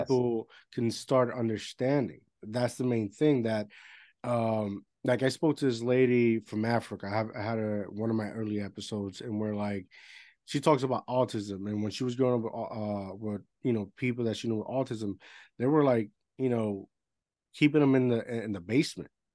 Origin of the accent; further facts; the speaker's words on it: Puerto Rico; first language Spanish; English is a second language; moved away as an adult; I grew up in Puerto Rico all my life